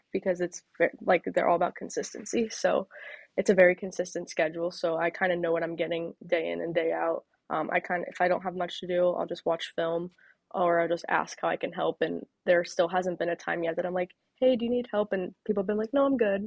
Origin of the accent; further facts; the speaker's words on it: Charlotte, North Carolina, United States; moved away; I grew up obviously in Charlotte, grew up a Panthers fan